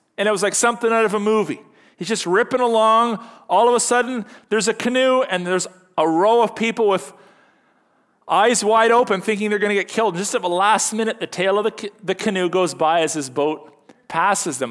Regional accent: Canada; happy one hundred fiftieth birthday to our country. You know, as, as Canadian Christians

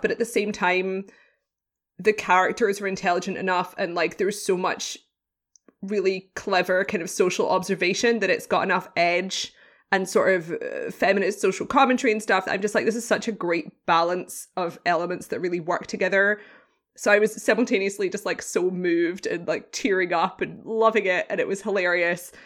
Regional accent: United Kingdom; British. I'm British

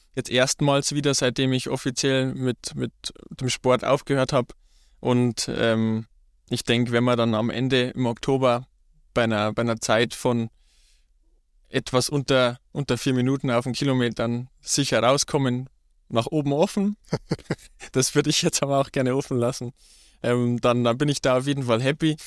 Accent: Ruhpolding, Bavaria, Germany; Ich komme gebürtig aus, auch aus Ruppolding. Bin dort aufgewachsen

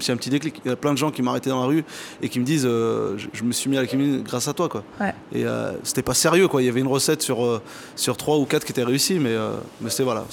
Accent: Saint-Germain-en-Laye, Île-de-France, France; also born or lived in Oujda, Morocco; j'ai grandi à Saint-Germain-en-Laye

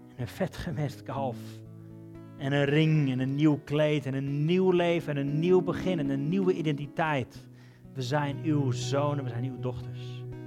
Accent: Netherlands; Zijn we Hollanders

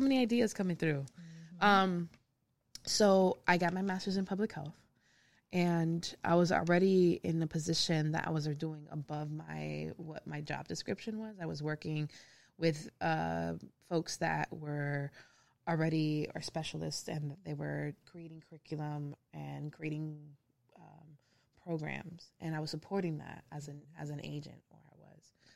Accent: Hialeah, Florida, United States; moved away as an adult; also born or lived in California; now in Memphis, United States; I am originally from Miami. I grew up in Hialeah

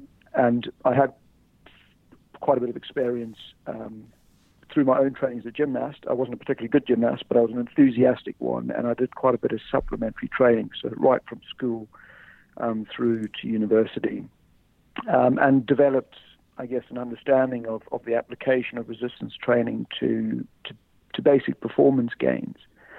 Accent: South Africa; moved away as an adult; now in United Kingdom; I came over from South Africa to do a personal training qualification here.

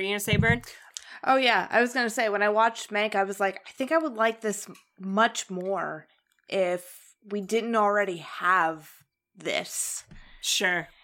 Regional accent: Ohio, United States; moved away; also born or lived in Indiana; in Indiana, which is where I lived, but I was originally from Ohio

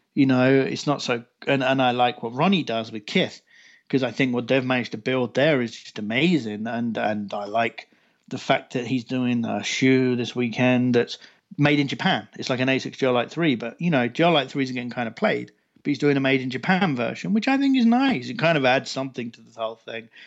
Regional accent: United Kingdom; being a Brit

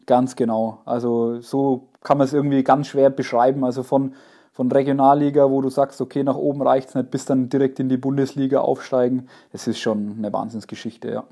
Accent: Allersberg, Bavaria, Germany; ich habe in Allersberg gewohnt

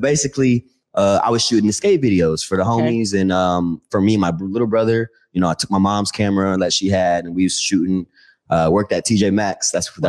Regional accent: North Carolina, United States; now in Tacoma, United States; I'm from North Carolina. I'm here by way of Tacoma, though.

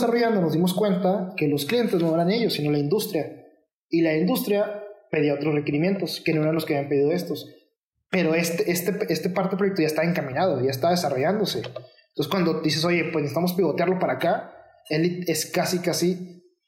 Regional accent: Mexico; dos de los miembros somos mexicanos

